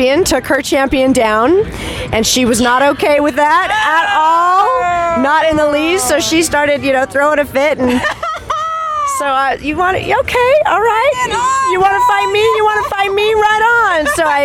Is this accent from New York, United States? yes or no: no; Seattle, Washington, United States; I'm from Seattle